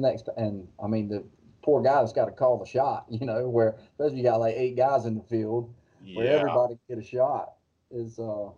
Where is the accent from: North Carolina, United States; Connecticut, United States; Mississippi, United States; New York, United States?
North Carolina, United States; growing up in North Carolina